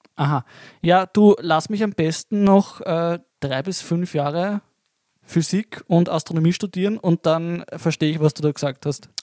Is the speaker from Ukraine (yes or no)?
no; Lower Austria, Austria; wie das ist bei uns in Niederösterreich